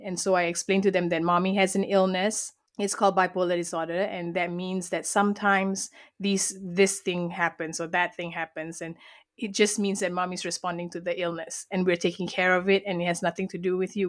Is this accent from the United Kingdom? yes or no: no; Malaysia; I was born and raised in Malaysia, and that's where this beautiful accent comes from